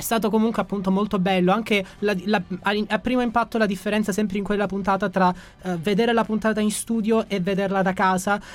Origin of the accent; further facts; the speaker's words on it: Gioia Tauro, Calabria, Italy; moved away as an adult; now in Rome, Italy; sono originario di Gioia Tauro, in provincia di Reggio Calabria e vivo a Roma qui da quattro anni